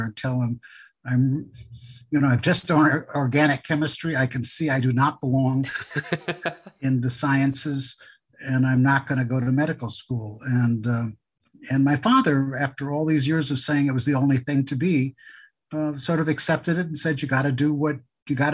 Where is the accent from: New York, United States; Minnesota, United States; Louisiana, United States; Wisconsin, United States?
Wisconsin, United States; Superior; also born or lived in Melrose, Wisconsin; I grew up first in a little town called Melrose, Wisconsin, 497 people. My father was a country doctor. Then a town called Superior, Wisconsin